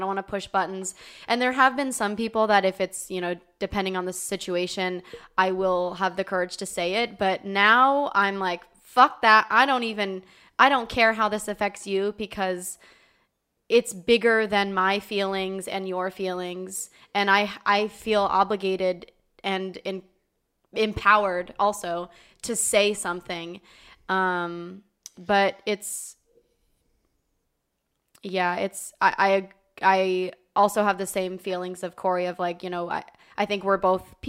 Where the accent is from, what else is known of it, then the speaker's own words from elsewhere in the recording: San Diego, California, United States; moved away as an adult; I moved to a town that was a little bit more conservative than growing up in San Diego, which is a very liberal town